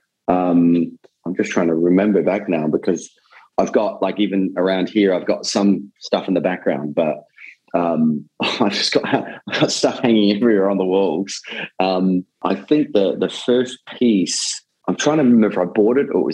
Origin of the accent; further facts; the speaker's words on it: Australia; moved away; growing up in Australia